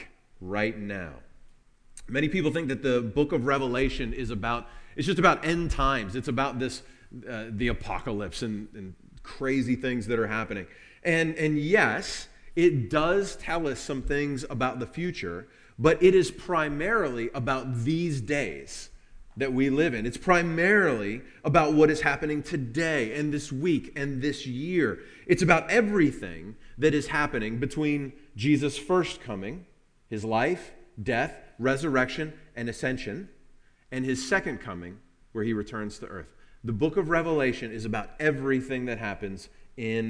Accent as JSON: {"language": "English", "region": "Kentucky", "country": "United States", "said": "We are from Kentucky"}